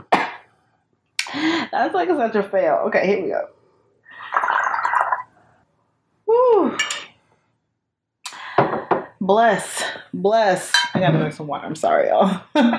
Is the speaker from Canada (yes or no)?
no; Atlanta, Georgia, United States; also born or lived in Mississippi / New York; now in Los Angeles, United States; I moved to LA from New York, but I'm actually from Atlanta. But I was born in Mississippi